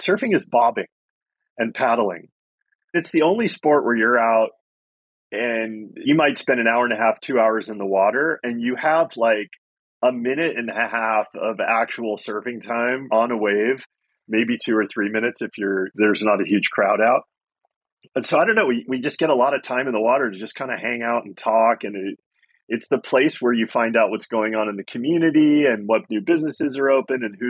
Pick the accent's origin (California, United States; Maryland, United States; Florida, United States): California, United States; Silicon Valley; also born or lived in back east (eastern US); I grew up in the Silicon Valley, so I moved there from back east when I was 4.